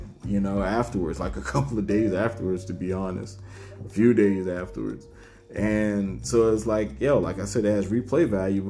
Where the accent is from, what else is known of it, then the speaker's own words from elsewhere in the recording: United States; when I was growing up in Liberty City, Seaport, Savannah